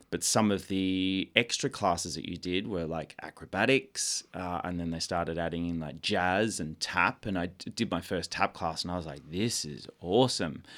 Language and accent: English; Melbourne, Victoria, Australia; I'm from Melbourne, this tiny seaside town called Seaford, just near Frankston in the south